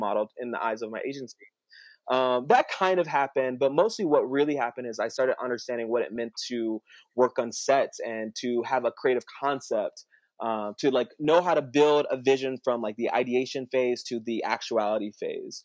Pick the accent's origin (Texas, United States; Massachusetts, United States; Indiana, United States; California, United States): Indiana, United States; South Bend; I come from South Bend, you know, mm-hmm. like I, I grew up pretty poor. I went to an all-white school, like you know, shout out to Penn High